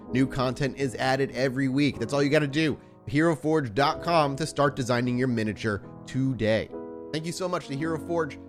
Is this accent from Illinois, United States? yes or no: no; Massachusetts, United States; this is in my home state.